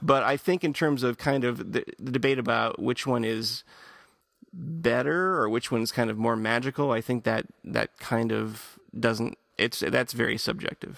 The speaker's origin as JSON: {"language": "English", "region": "Michigan", "country": "United States", "tie": "born or raised there", "moved": "yes", "lives_now": "Portland, United States", "said": "I grew up in Michigan"}